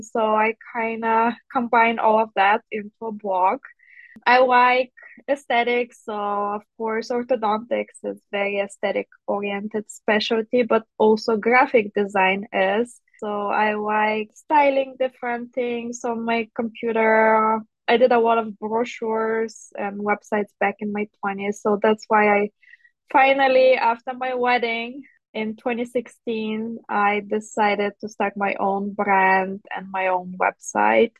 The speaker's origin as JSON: {"language": "English", "country": "Bulgaria", "tie": "born or raised there", "moved": "as an adult", "lives_now": "Chicago, United States", "said": "So originally I'm from Bulgaria. So I grew up in Bulgaria. I did dental school back there"}